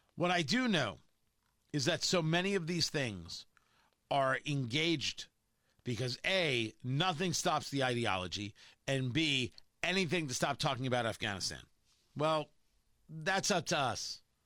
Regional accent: New Jersey, United States; I grew up in New Jersey

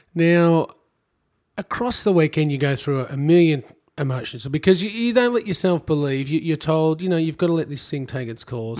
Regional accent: Melbourne, Victoria, Australia; I'm from Melbourne

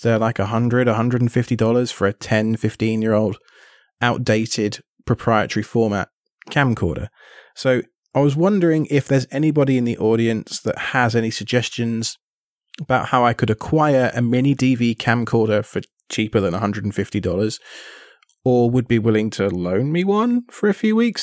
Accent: England, United Kingdom; now in United States; living in the States and being British

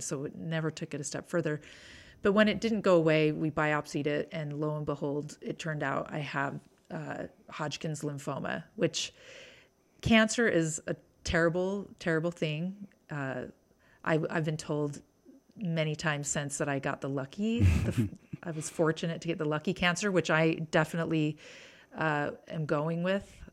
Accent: Bountiful, Utah, United States; I grew up in Davis County, Bountiful

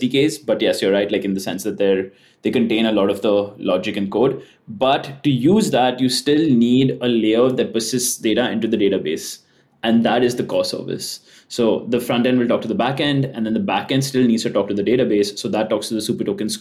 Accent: India; moved away as an adult; So I'm from India, but I'm currently moving to SF

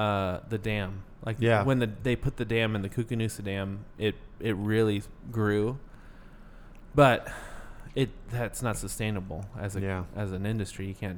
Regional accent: Kalispell, Montana, United States; moved away; I grew up in Montana. It's the last best place.

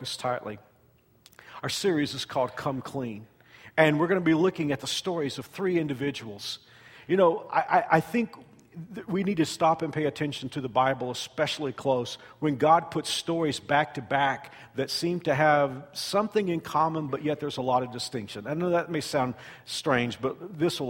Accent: Fort Worth, Texas, United States; moved away; I was at a church in Fort Worth, Texas, my hometown

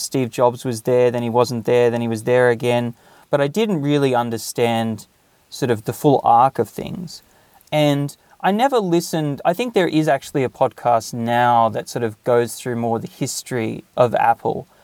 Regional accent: Australia; moved away as an adult; now in Japan; when I was growing up in Australia

